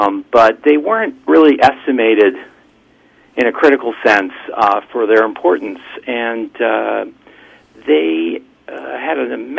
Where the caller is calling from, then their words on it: Port Washington, New York, United States; I'm calling from Port Washington, New York.